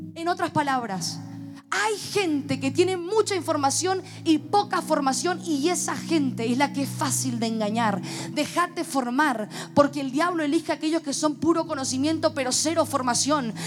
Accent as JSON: {"language": "Spanish", "region": "Mendoza", "country": "Argentina", "said": "como buen mendocino"}